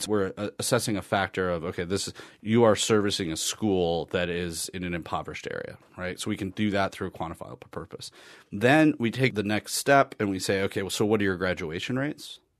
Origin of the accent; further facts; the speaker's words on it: Wisconsin, United States; I'm from Wisconsin.